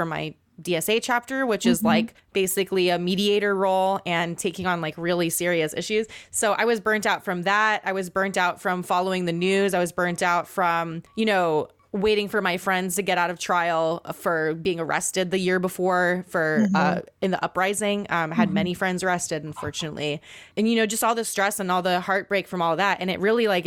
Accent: Guam; moved away; I grew up on Guam as an Indigenous person

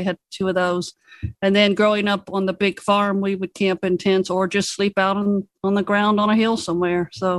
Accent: West Virginia, United States; now in Georgia, United States; I'm in Georgia. I grew up in West Virginia, and we camped all the time. I grew up with a foster family, and we owned 400 and some acres

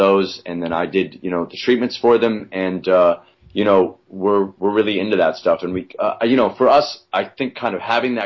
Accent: Alaska, United States; now in New York, United States; I grew up so isolated in Alaska in the woods

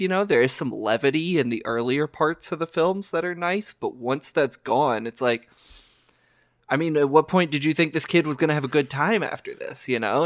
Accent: Louisville, Kentucky, United States; I grew up in America. I learned about World War Two in the Archdiocese of Louisville, Kentucky

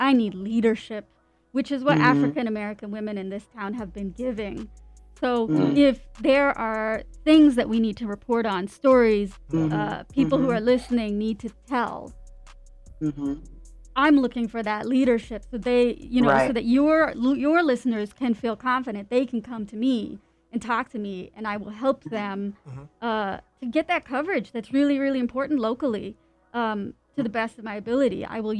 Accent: Canada; my parents immigrated from India. I'm a Canadian who moved around all over the place.

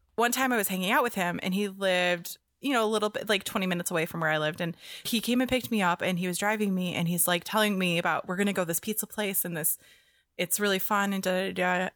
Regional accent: near Detroit, Michigan, United States; moved away; I grew up near Detroit

